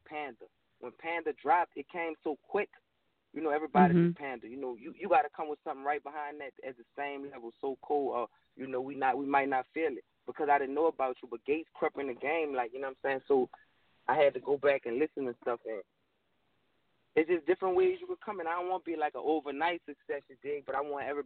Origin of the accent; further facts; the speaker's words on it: Louisiana, United States; I'm from Louisiana